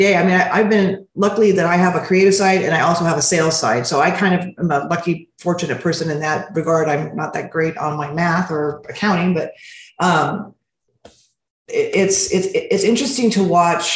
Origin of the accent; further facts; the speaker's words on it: Montebello, California, United States; I was raised in Montebello.